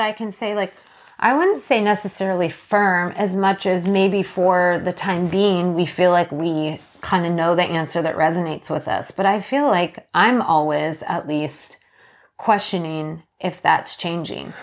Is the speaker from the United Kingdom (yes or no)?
no; Canada; now in Washington, United States; I was born in Canada